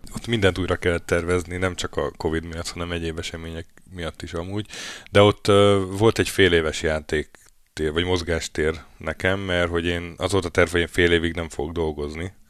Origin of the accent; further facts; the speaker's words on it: Hungary; moved away as an adult; now in Norway; Mi szerencsére EU-ból jöttünk